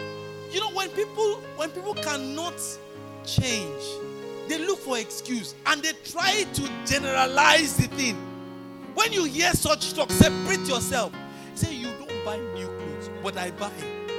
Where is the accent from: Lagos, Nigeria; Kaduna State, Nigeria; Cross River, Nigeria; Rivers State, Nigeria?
Rivers State, Nigeria; Port Harcourt; Say, oh, I cannot achieve XYZ, you know, because I'm from Port Harcourt. People from Port Harcourt don't do XYZ.